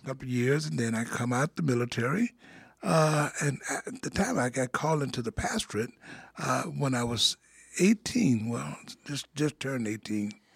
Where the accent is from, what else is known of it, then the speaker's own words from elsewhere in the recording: Monroe, Louisiana, United States; now in Davenport, United States; I'm from Monroe, Louisiana. Yeah, that's in the northern part of Louisiana. That's where I was born